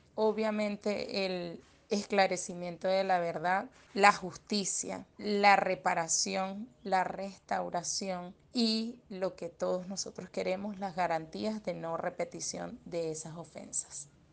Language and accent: Spanish; Venezuela; como venezolanos